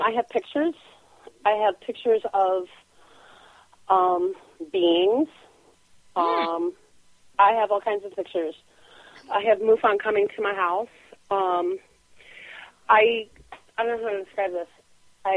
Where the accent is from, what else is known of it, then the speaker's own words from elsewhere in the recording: Minnesota, United States; I'm from Minnesota.